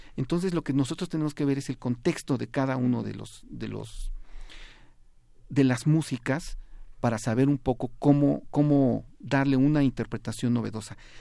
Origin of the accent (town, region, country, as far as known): Mexico